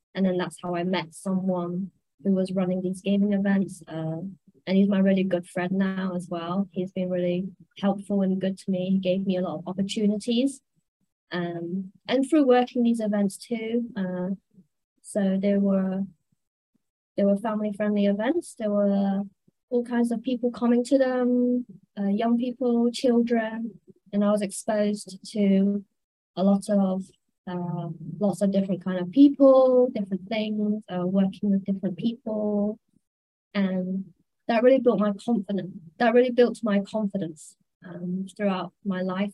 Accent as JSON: {"language": "English", "country": "United Kingdom", "also_born_or_lived": "Manchester", "moved": "as an adult", "lives_now": "Hong Kong", "said": "I'm British. I'm from the UK."}